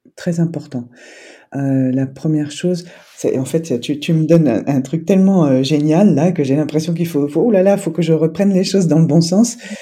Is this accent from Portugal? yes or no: no; France; je suis né en France